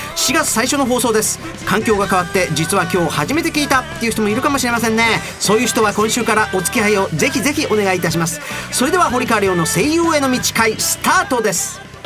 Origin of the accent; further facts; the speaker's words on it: Osaka, Japan; accent: Osaka dialect; 僕の大阪弁